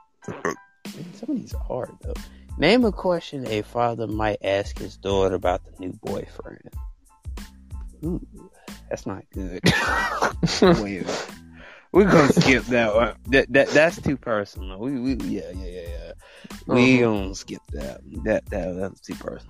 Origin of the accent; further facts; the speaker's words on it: United States; I'm American